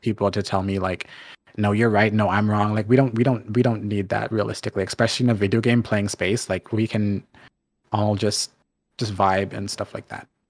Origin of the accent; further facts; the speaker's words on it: Canada; also born or lived in Jamaica (ancestry); I'm Jamaican, but I'm first generation Canadian